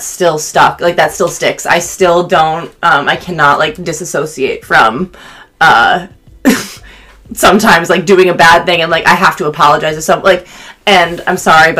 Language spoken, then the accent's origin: English; Syracuse, New York, United States; And I'm from Syracuse, New York, but I lived in a small town outside of there